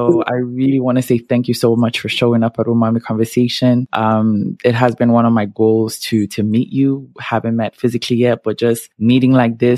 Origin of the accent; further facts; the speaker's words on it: Montreal, Quebec, Canada; I grew up in Montreal